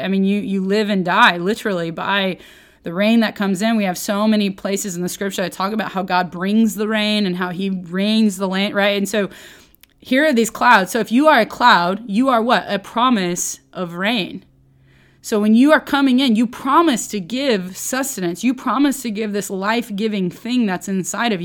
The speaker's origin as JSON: {"language": "English", "region": "Oklahoma", "country": "United States", "tie": "born or raised there", "said": "I grew up in Oklahoma, but I'm not, I really was more of a city folk."}